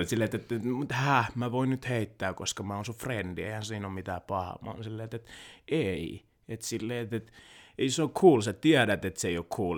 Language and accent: Finnish; Helsinki, Uusimaa, Finland; born or raised there; also born or lived in Kinshasa, Democratic Republic of the Congo / Loviisa, Finland